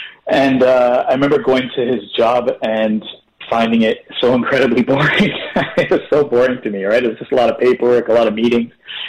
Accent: Guyana; now in Canada; And then you come to Canada, and it's kind of like, well, you're definitely not Canadian. So, and then our descendants are from India.

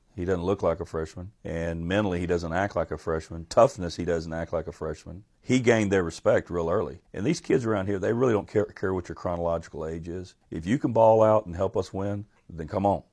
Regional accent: Port Arthur, Texas, United States; I'm from Port Arthur

